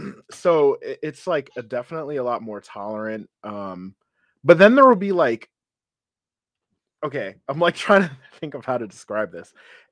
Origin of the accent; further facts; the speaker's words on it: Connecticut, United States; moved away; And I'd be like, huh? Like, Connecticut.